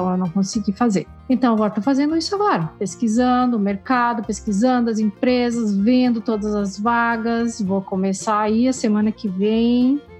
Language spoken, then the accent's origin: Portuguese; Brazil; moved away as an adult; E eu não sei, eu não tive esse sentimento quando eu vim do Brasil para cá, eu acho, porque eu vim para estudar.